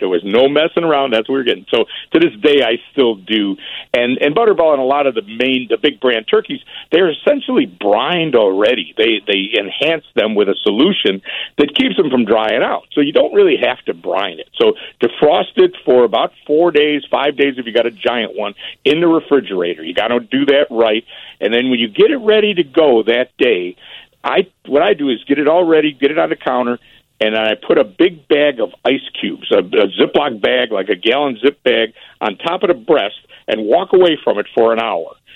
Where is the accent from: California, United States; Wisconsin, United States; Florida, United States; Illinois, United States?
Illinois, United States; Berwyn; moved away as an adult; also born or lived in Chicago / Oak Park / Lyons / Willowbrook; I was born in the city, and my parents, when I was four, moved to Berwyn. So I spent most of my life in Berwyn